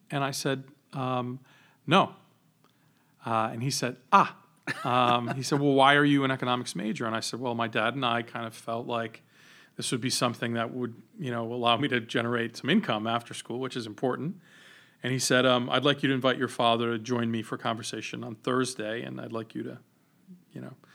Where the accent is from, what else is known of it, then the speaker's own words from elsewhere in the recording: Johnston, Rhode Island, United States; We grew up in Johnston